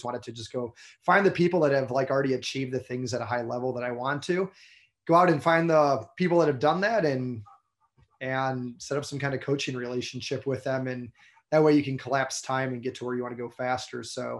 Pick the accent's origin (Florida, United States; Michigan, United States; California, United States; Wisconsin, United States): Michigan, United States; moved away as an adult; now in Charleston, United States; I grew up in Michigan